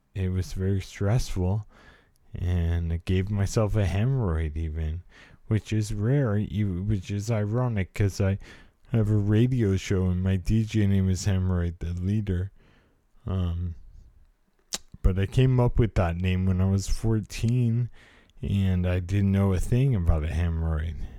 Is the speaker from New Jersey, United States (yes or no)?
no; California, United States; I was a product of the eighties California life. I was born in, I'm a Californian